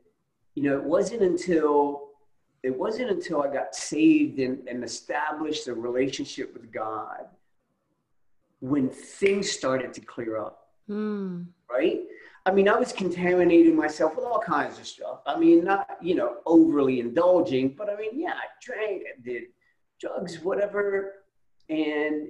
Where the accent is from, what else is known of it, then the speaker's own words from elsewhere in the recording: Camden, New Jersey, United States; moved away as an adult; now in Atlanta, United States; I was actually born and raised in Camden, New Jersey